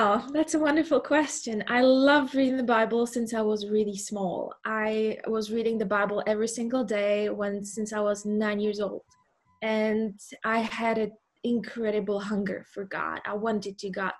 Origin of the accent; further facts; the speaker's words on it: Czechia; moved away as an adult; now in Muizenberg, South Africa; I am from the Czech Republic.